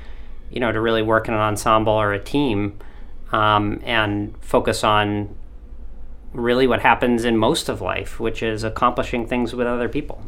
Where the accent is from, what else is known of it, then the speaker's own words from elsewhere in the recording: Cumberland, Maine, United States; grew up in Cumberland, and I got to go to Wayne Fleet in Portland, and my parents still live here